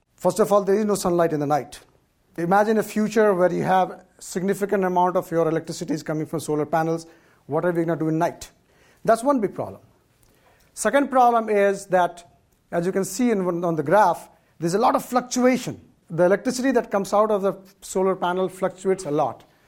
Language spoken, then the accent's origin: English; India; now in California, United States; I, for part of my life, I grew up in India where there was hardly any electricity